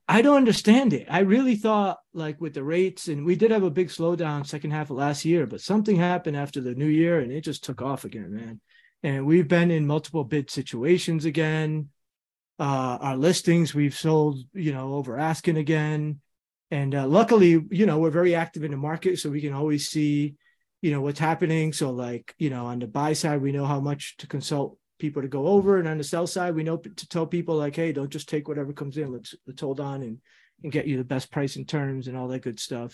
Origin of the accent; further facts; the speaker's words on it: Rhode Island, United States; We're both Rhode Islanders